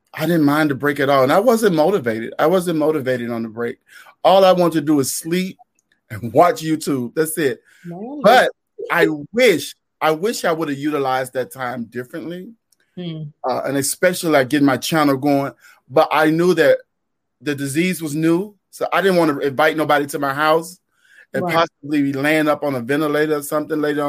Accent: Memphis, Tennessee, United States; I'm from Memphis, Tennessee, in an area called Orange Mound

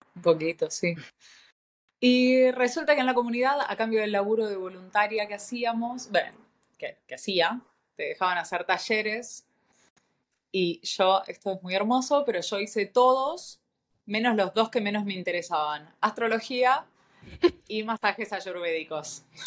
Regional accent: Buenos Aires, Argentina; moved away as an adult; also born or lived in Chile / Brazil / Europe; nacida en Buenos Aires hace 37 años.

